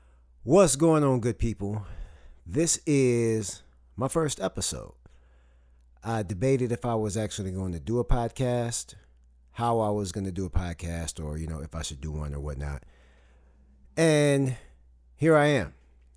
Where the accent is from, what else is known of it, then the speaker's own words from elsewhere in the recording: Saginaw, Michigan, United States; moved away as an adult; now in Huntsville, United States; I moved down here from Saginaw, Michigan to Huntsville, Alabama to go to college